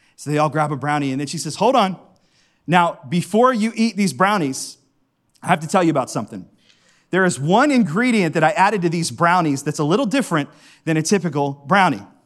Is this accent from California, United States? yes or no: no; Howland, Ohio, United States; I grew up in Howland, and right down the street from me is one of my favorite Italian restaurants